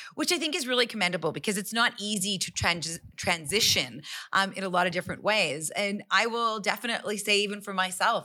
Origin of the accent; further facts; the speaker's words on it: Calgary, Alberta, Canada; I'm born and raised in Calgary, but my parents are immigrants and, and, um, from India.